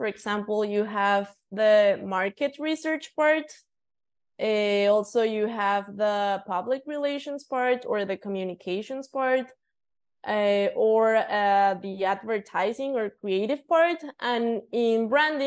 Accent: Mexico City, Mexico; I was born and raised in Mexico City. I have lived here my whole life

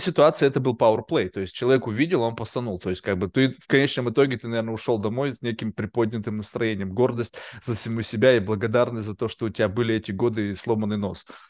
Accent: Russia; moved away; мы как бы выросли все равно в России

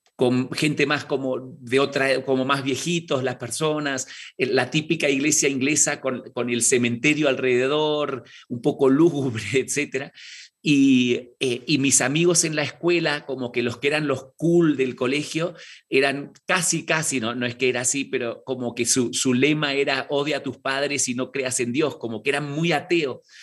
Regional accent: Argentina; now in Mexico City, Mexico; yo nací en Argentina, eh, nieto de misioneros ingleses y, e irlandeses

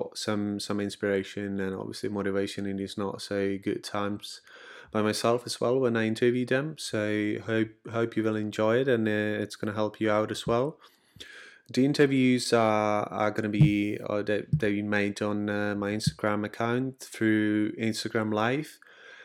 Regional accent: Czechia; I'm from the Czech Republic

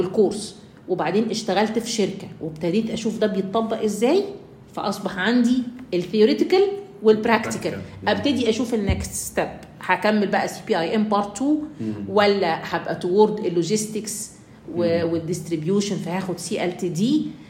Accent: Egypt; عندنا في مصر

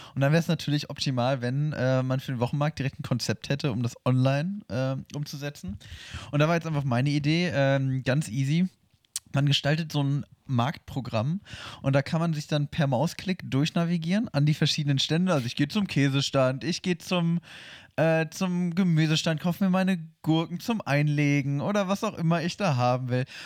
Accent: Hannover, Lower Saxony, Germany; moved away; bei uns in Hannover

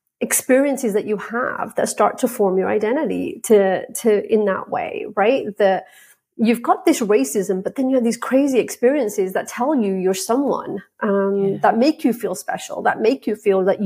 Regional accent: England, United Kingdom; the environment I grew up in with England

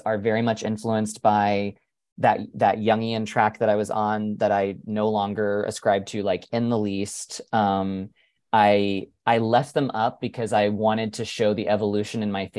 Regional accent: North Carolina, United States; I was raised Southern Baptist in North Carolina

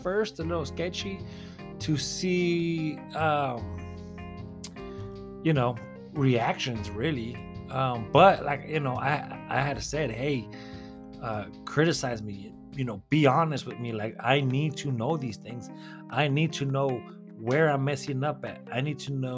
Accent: United States; we are American

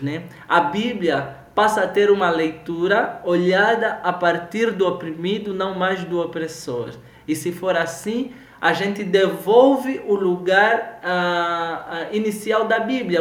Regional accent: Angola; now in Brazil; a gente, enquanto angolano

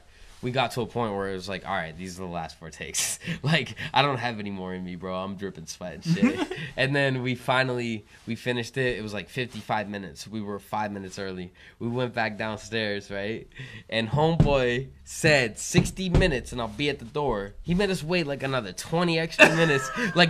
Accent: New Hampshire, United States; I don't know. I feel bad. I'm from New Hampshire. I don't know this shit.

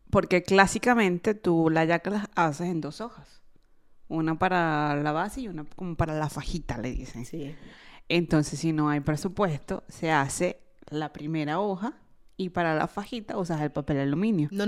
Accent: Venezuela; now in Italy; soy de Venezuela.

